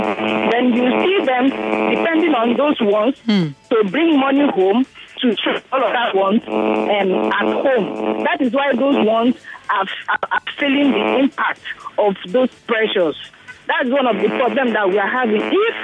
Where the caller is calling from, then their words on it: Odojo, Federal Capital Territory, Nigeria; I'm calling you from Odojo.